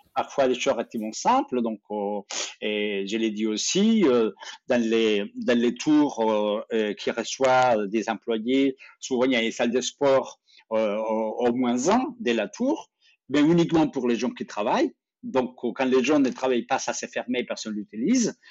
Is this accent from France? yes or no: yes; France; dans nos vies ici, chez nous, en Europe, en, France.